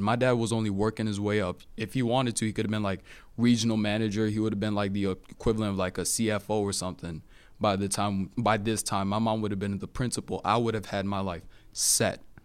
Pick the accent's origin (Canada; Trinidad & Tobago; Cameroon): Cameroon; now in United States; I'm natively from Cameroon